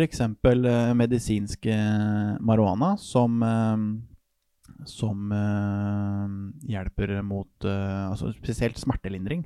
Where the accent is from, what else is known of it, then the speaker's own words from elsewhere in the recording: Norway; jeg er nordmenn